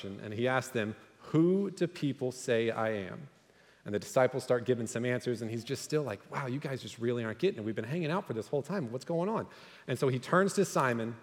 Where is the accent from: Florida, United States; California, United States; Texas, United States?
Texas, United States; moved away as an adult; now in Tennessee, United States; we're actually from Texas.